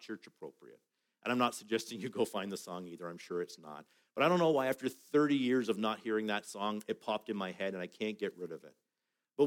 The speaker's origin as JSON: {"language": "English", "country": "Canada"}